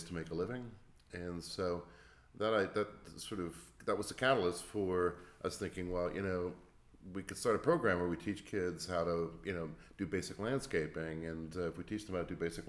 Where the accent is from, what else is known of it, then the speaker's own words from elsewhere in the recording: Toronto, Hamilton area, Ontario, Canada; moved away as an adult; also born or lived in Cleveland, United States; I'm from Toronto, Hamilton area